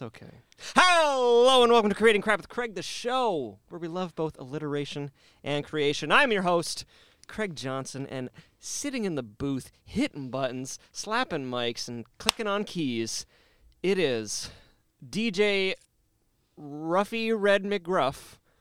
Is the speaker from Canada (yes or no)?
yes; Canada; I'm Canadian